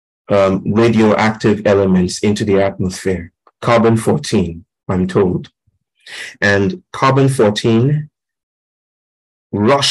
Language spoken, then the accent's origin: English; Kinshasa, DR Congo; I grew up in Congo, in Kinshasa